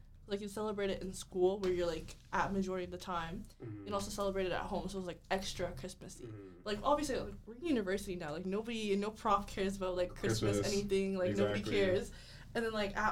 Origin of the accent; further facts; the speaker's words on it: Nigeria; now in Canada; I was born in Nigeria, but I haven't been back since